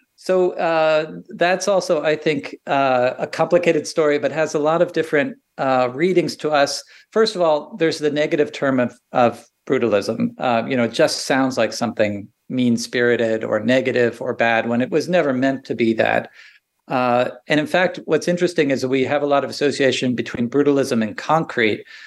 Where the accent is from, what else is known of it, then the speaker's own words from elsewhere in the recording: about an hour west of Manhattan, New Jersey, United States; I grew up about an hour west of Manhattan